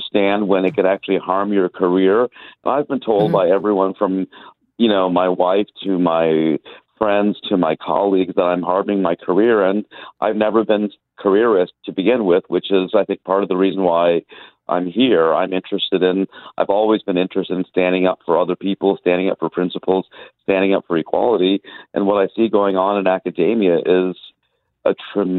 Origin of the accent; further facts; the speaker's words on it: India; also born or lived in United States; now in Montreal, Canada; I was an immigrant from India to the United States, and then we immigrated from the United States to take a position at McGill.